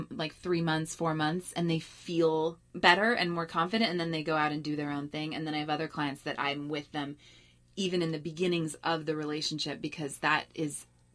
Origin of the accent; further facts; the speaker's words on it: Berkeley, California, United States; now in New York, United States; I grew up in Berkeley